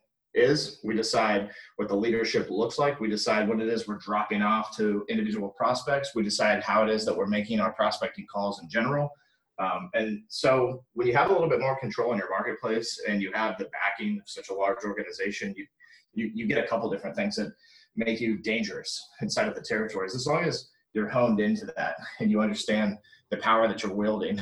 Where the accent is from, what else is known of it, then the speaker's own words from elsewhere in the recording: Orlando, Florida, United States; I live in Orlando, Florida, born and raised here